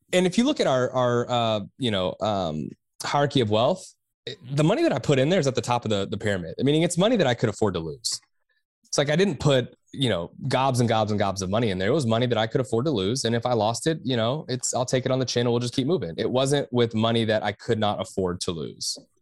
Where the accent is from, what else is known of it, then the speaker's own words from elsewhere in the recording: Texas, United States; I am from Texas